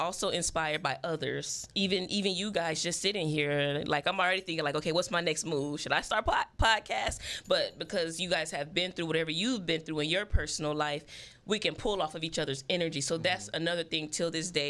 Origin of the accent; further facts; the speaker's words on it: Phoenix, Arizona, United States; growing up in South Phoenix